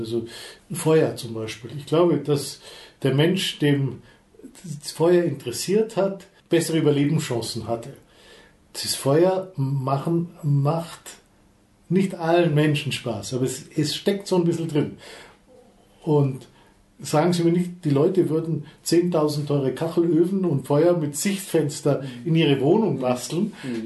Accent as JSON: {"language": "German", "area": "Allgäu", "region": "Bavaria", "country": "Germany", "tie": "born or raised there", "said": "ich bin im Allgäu aufgewachsen, da redet man nicht, schon gar nicht über die Gefühle."}